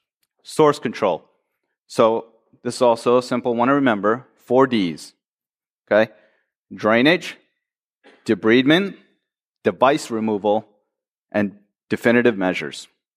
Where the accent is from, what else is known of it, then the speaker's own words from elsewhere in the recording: Michigan, United States; I am from Michigan, after all.